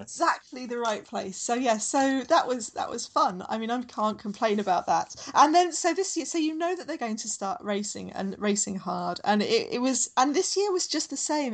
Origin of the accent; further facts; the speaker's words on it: London, United Kingdom; now in Sydney, Australia; I grew up in Southeast London, so my my train station as we come into London was always Charing Cross